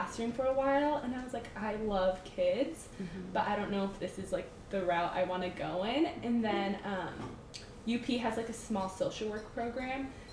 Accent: San Jose, California, United States; moved away as an adult; also born or lived in Portland, Oregon; I grew up in California in San Jose, and I actually went to an all-girls high school

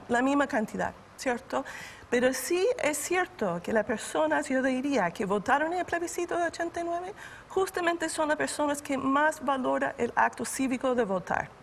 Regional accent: United States; now in Chile; vengo de Estados Unidos

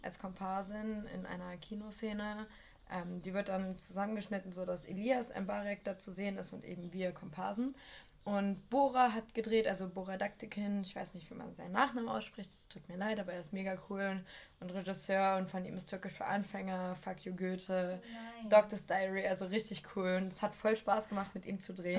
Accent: Northeim, Lower Saxony, Germany; ich komme ja aus so einer Kleinstadt, die kein Mensch kennt

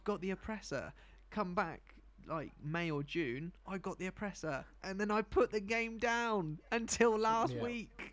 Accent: United Kingdom; I'm British.

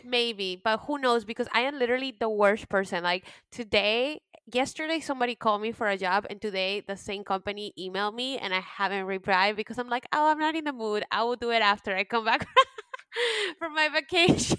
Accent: United States; also born or lived in Peru; I was raised in the United States and pretty much that made me.

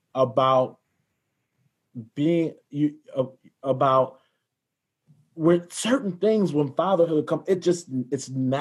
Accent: the South, United States; I grew up in the South

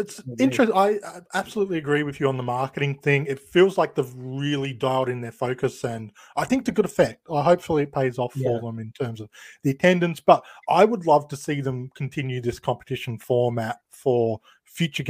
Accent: Australia; being an Australian

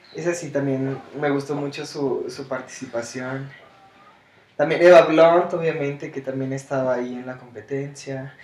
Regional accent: Mexico City, Mexico; siendo mexicano y criándonos en este, en la mera Ciudad de México

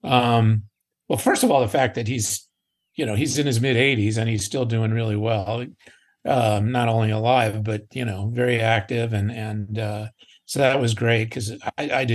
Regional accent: Glen Rock, New Jersey, United States; moved away as an adult; now in Los Angeles, United States; I went to high school with these guys. I'm from Glen Rock, New Jersey

